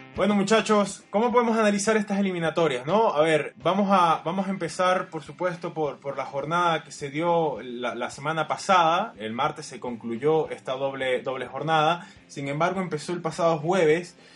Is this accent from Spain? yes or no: no; Venezuela; somos de acá, de Venezuela